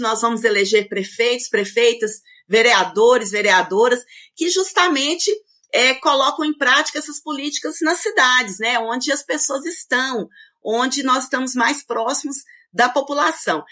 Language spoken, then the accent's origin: Portuguese; Itapuranga, Goiás, Brazil; sou nascida em Itapuranga, com muito orgulho